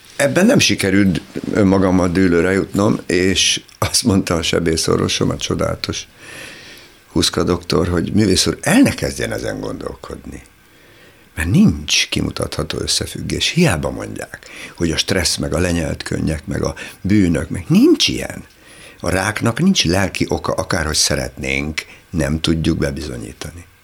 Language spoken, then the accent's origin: Hungarian; Lake Balaton area, Hungary; moved away as an adult; now in Budapest, Hungary; Én csodálatos helyen nőttem fel, paradicsomi helyen a Balaton partján